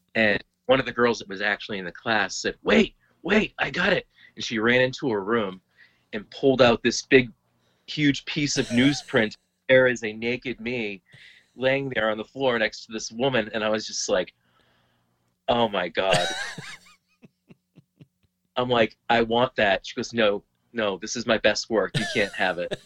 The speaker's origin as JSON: {"language": "English", "town": "Lowell", "region": "Massachusetts", "country": "United States", "moved": "as an adult", "lives_now": "Derry, United States", "said": "Lowell, Massachusetts, and uh, presently I live in uh, Derry, New Hampshire"}